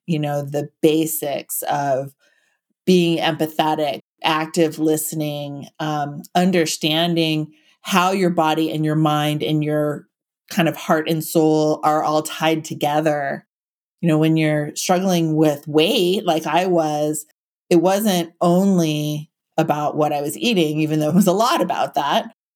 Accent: Silicon Valley, California, United States; now in Santa Cruz, United States; I grew up in Silicon Valley

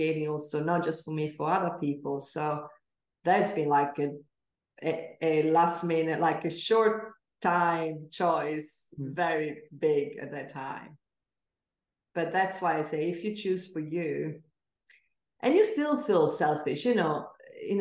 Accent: Venice, Veneto, Italy; I grew up in Venice

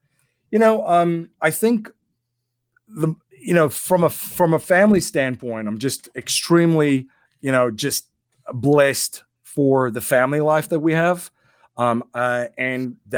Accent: South Africa; You know, and growing up in South Africa, I've had the opportunity to see what challenges you will have if you're not sovereign in those areas.

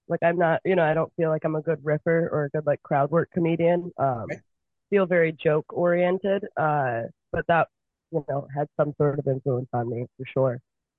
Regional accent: Michigan, United States; 4 or 5 months on, 8 months off in Michigan, especially. I'm from Michigan.

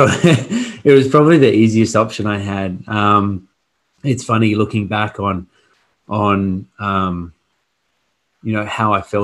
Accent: Port Hedland, Western Australia, Australia; also born or lived in Perth; I came from Port Hedland up north, a very small country town. So for me to come into Perth was it was a bit of a shock. And, you know, I was the fastest in Port Hedland. I was the fastest kid in Port Hedland.

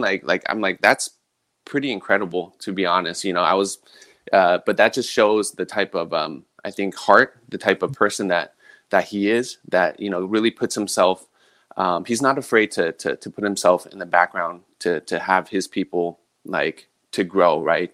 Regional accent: San Mateo, California, United States; moved away as an adult; also born or lived in Millbrae / Hawaii; I'm a San Mateo native, born and raised in the Bay Area

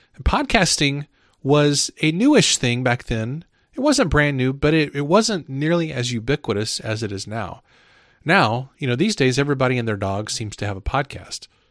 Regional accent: Midwest, United States; I'm from the Midwest.

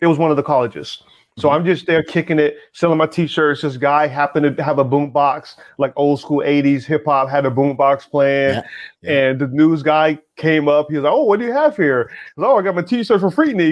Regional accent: the South, United States; moved away; also born or lived in Atlanta / Philadelphia; I grew up in the South

